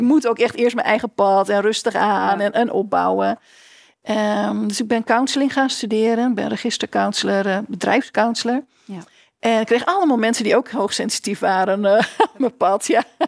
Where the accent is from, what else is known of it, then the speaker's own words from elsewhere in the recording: Winschoten, Groningen, Netherlands; moved away as an adult; also born or lived in Enschede; ik groeide op in Winschoten, in eh, Oost-Groningen.